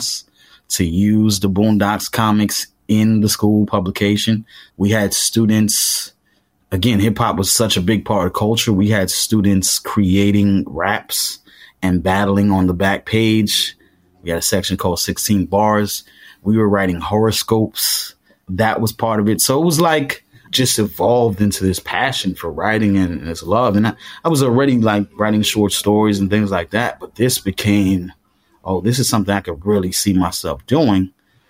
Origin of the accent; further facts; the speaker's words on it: New York City, New York, United States; I grew up in Crown Heights